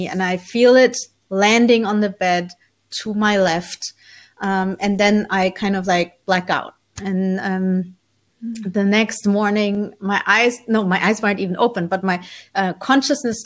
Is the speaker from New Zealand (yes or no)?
no; Germany; also born or lived in Colombia; So I was born in Colombia in South America, but was adopted as a baby by my parents who are from Holland. So I'm Dutch on my passport, but I grew up in Germany.